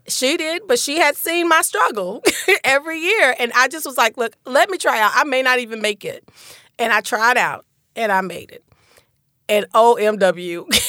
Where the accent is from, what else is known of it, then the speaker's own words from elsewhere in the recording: Lakeland, Florida, United States; also born or lived in Detroit, Michigan; my experience growing up in Lakeland was uniquely positive